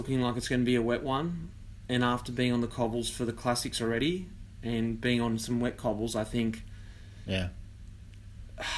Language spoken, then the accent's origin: English; Australia; I'm full Oz